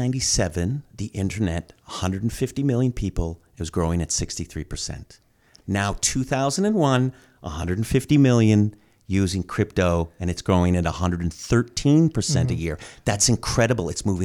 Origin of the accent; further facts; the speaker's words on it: Canada; Like now, as a Canadian, you can buy a Bitcoin ETF.